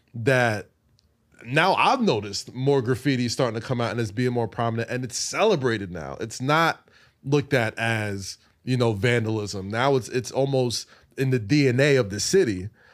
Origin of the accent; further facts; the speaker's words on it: New York City, New York, United States; I'm a New Yorker